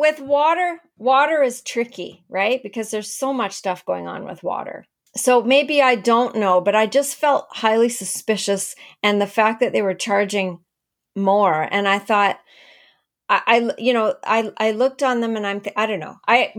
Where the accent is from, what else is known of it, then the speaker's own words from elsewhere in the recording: Canada; also born or lived in Langley, British Columbia; I'm from Canada.